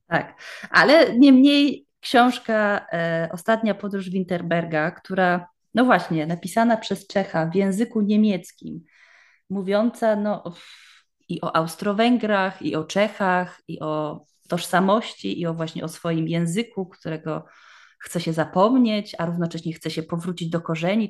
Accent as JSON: {"language": "Polish", "country": "Poland", "moved": "yes", "lives_now": "Germany"}